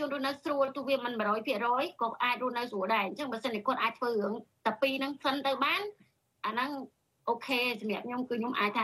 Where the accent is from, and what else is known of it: Cambodia; born there